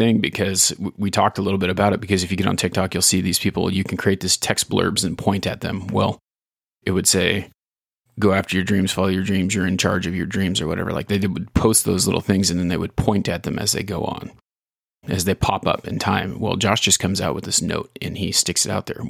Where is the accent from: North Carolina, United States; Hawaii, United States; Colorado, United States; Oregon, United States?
Oregon, United States; Ontario; Small town kid growing up in Ontario, Oregon here